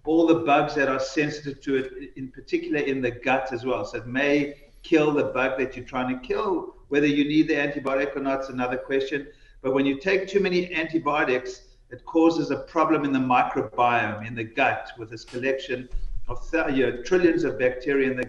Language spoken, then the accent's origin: English; New York City, New York, United States; I'm from New York